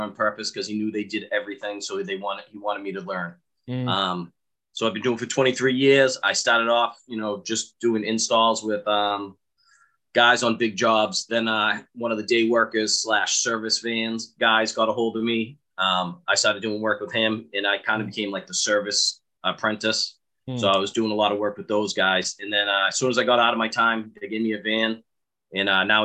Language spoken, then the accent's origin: English; Boston, Massachusetts, United States; accent: thick Boston; I am from Same Boston